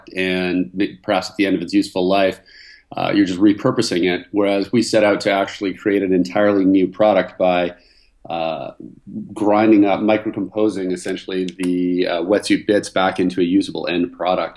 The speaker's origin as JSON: {"language": "English", "town": "Vancouver", "region": "British Columbia", "country": "Canada", "tie": "born or raised there", "moved": "as an adult", "lives_now": "California, United States", "said": "I was originally from Vancouver, Canada"}